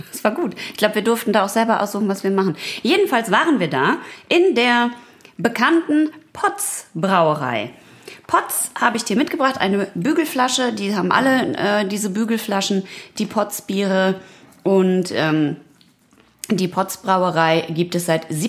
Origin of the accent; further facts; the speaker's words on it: North Rhine-Westphalia, Germany; denn ich komme ja quasi direkt von der Grenze von Ruhrpott zu Münsterland.